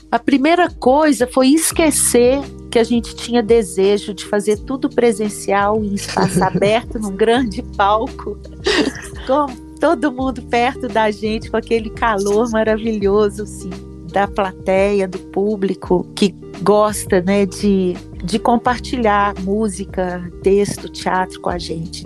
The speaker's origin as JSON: {"language": "Portuguese", "town": "Oliveira", "region": "Minas Gerais", "country": "Brazil", "tie": "born or raised there", "lives_now": "Belo Horizonte, Brazil", "said": "E que é a casa onde eu fui criada, onde eu passei toda a minha infância, vivi aqui até os 15, 16 anos"}